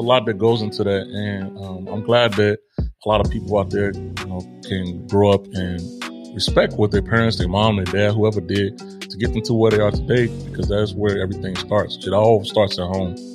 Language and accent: English; Chicago, Illinois, United States; I was born in Chicago